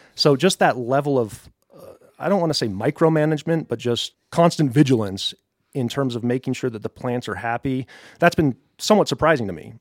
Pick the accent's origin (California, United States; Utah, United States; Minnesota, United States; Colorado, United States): Colorado, United States; Colorado Springs; moved away as an adult; also born or lived in Boulder / Fort Collins / Tampa Bay area, Florida; now in Westcliffe, United States; I'm a Colorado native. I grew up in Colorado Springs